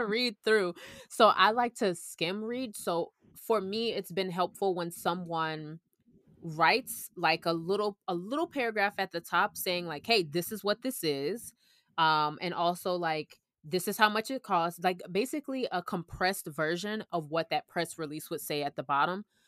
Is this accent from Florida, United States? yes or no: yes; Orlando, Florida, United States; moved away; also born or lived in Georgia; I'm actually from Orlando